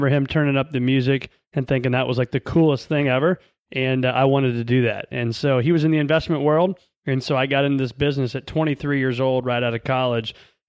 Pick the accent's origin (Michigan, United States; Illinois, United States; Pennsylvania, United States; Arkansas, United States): Illinois, United States; I was born in a small town, born and raised in Northern Illinois, and then actually raised in central part of Illinois.